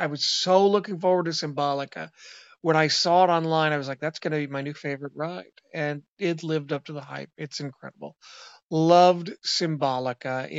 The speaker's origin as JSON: {"language": "English", "town": "Seattle", "region": "Washington", "country": "United States"}